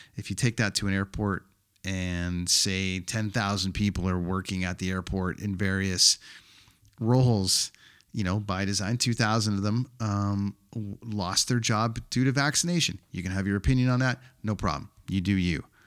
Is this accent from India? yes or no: no; Canada; my home country of Canada